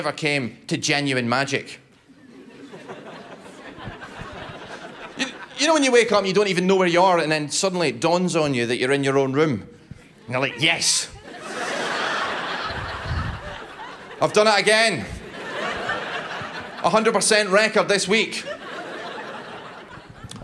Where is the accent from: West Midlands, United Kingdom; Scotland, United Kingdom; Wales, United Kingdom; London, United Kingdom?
Scotland, United Kingdom; I'm Scottish